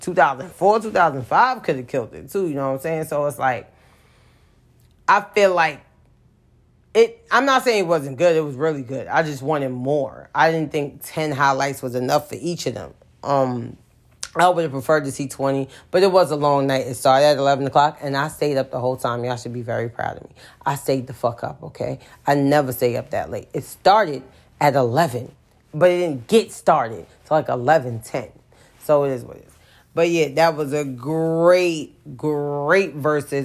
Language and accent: English; New York, United States; I'm from New York